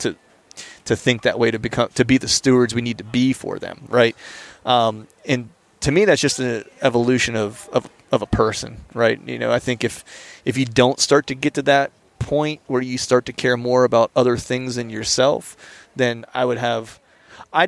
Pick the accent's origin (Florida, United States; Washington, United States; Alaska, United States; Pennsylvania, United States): Pennsylvania, United States; we grew up in Pennsylvania